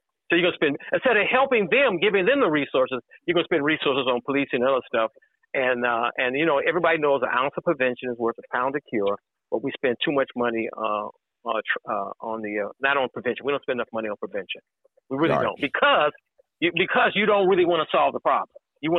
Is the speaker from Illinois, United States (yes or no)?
yes; Chicago, Illinois, United States; But I lived in the neighborhood. I grew up here.